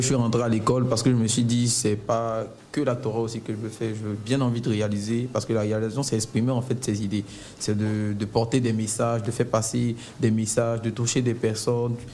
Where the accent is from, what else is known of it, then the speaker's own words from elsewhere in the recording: Abidjan, Côte d’Ivoire; moi je suis né à Yopougon, j'ai grandi à Yopougon